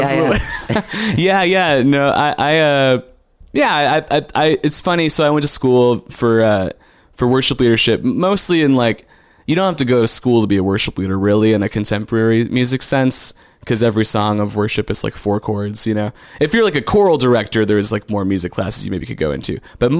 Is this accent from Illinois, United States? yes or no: yes; Yorkville, Illinois, United States; moved away as an adult; also born or lived in Indiana; now in Austin, United States; I'm from around Chicago. It's a town called Yorkville, middle of Illinois.